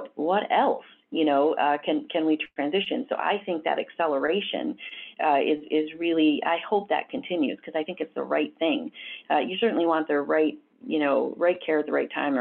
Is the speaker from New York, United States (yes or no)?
no; Southwest Michigan, United States; I grew up in Southwest Michigan and started my career in nursing.